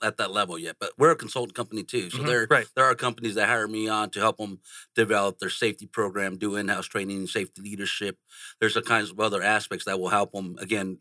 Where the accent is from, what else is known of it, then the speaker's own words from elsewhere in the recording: San Jose, California, United States; I grew up in San Jose, California